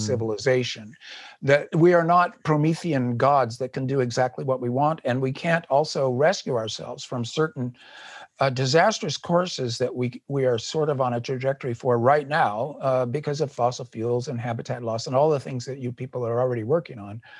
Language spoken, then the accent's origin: English; United States; as an American